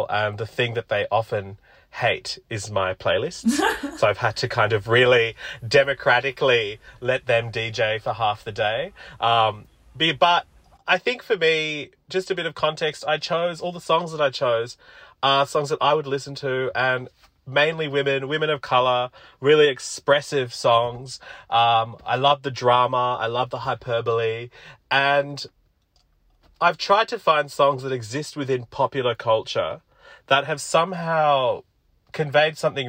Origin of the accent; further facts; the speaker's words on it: Sydney, New South Wales, Australia; also born or lived in Sri Lanka / Ashfield, Sydney; we moved to Auburn in Western Sydney, and that's where I grew up